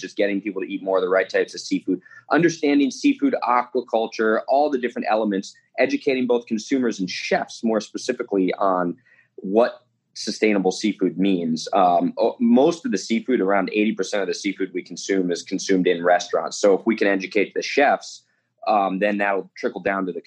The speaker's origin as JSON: {"language": "English", "region": "New Jersey", "country": "United States", "tie": "born or raised there", "moved": "yes", "lives_now": "Huntington Beach, United States", "said": "I grew up in Jersey on the East Coast"}